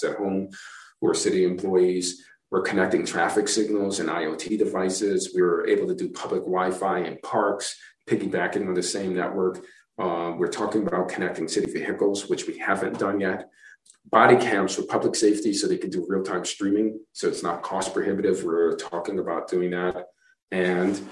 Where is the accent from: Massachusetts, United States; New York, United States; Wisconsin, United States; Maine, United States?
New York, United States; New York City; also born or lived in East Lansing, Michigan; now in Tucson, United States; growing up in Brooklyn